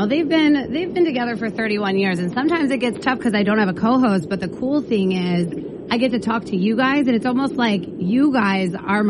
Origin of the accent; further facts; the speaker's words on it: New Jersey, United States; also born or lived in Boston; now in Maine, United States; I am from New Jersey, and then I lived in Boston for a long time. But I have been in Maine for long enough.